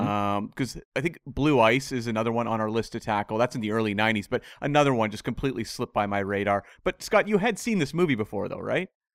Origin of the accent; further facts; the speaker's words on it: Canada; I'm from Canada